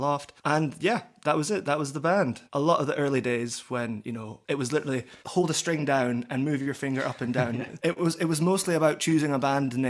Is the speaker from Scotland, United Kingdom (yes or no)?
yes; Aberdeen, Scotland, United Kingdom; moved away as an adult; now in Edinburgh, United Kingdom; I grew up in Aberdeen, and I came down to Edinburgh for university